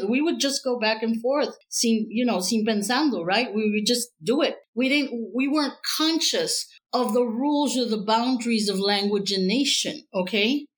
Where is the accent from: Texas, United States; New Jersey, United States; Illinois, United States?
Texas, United States; Laredo; I'm from Laredo, Texas, which is right on the border to Mexico. So I grew up in a kind of transnational uh, ambiente.